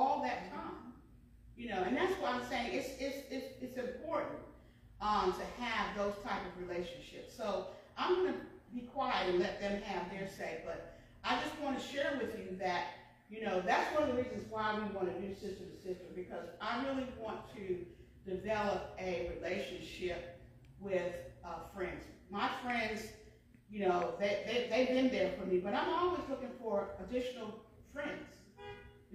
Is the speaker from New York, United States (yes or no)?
yes; New York, United States; now in Franklin County, North Carolina, United States; I'm from New York.